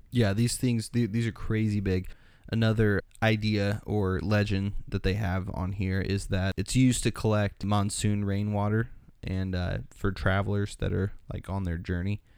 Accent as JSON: {"language": "English", "country": "United States", "said": "I'm from, if you can't tell in my accent, I'm from the U S"}